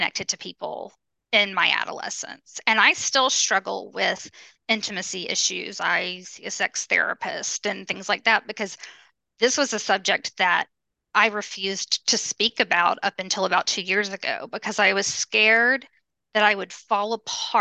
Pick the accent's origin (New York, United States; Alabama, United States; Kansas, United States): Alabama, United States; Birmingham; I grew up in Alabama